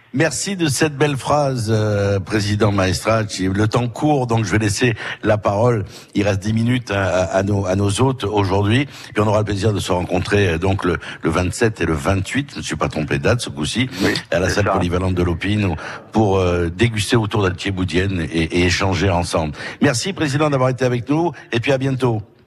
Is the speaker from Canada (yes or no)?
no; Corsica, France; chez nous en Corse